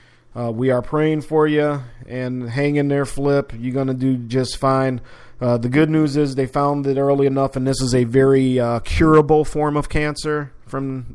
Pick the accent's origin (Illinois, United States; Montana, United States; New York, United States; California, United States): Illinois, United States; Chicago; born or raised there